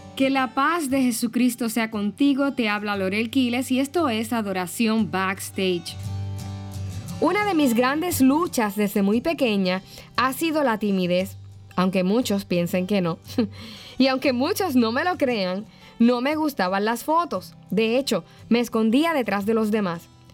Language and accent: Spanish; Yauco, Puerto Rico; mi pueblito Yauco, Puerto Rico